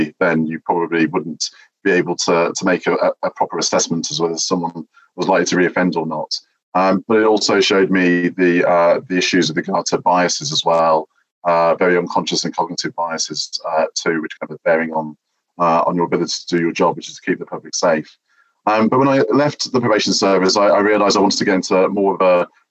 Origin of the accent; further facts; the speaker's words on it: Dudley, West Midlands, United Kingdom; moved away; when I was growing up in Dudley. I'm from the Midlands originally